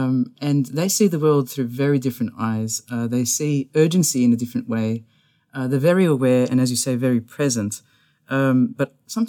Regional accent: Indiana, United States; I'm not from here. I'm from Indiana.

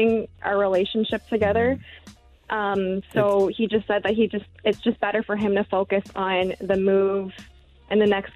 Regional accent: Toronto, Ontario, Canada; I'm from Scarborough

